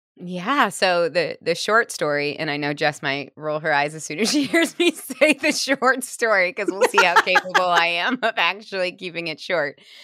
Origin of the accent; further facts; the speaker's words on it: Missouri, United States; now in Portland, United States; I grew up in Missouri